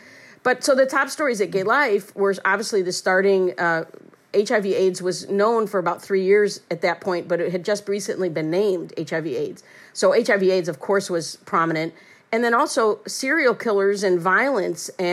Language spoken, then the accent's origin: English; Chicago, Illinois, United States; also born or lived in Iowa; So I'm from Chicago, but I went away 4 years to Drake University in Iowa. So I came back in May of 1984